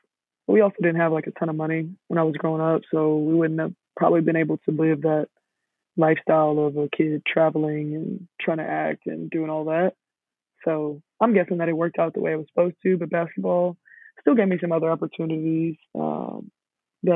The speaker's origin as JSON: {"language": "English", "town": "Houston", "region": "Texas", "country": "United States", "said": "I'm from Houston, and I live back here"}